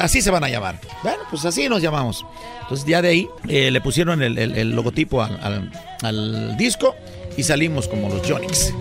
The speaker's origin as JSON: {"language": "Spanish", "town": "San Luis de la Loma", "region": "Guerrero", "country": "Mexico", "tie": "born or raised there", "also_born_or_lived": "Acapulco", "said": "un pueblo que se llama San Luis, San Luis de la Loma, del estado de Guerrero, en la Costa Grande."}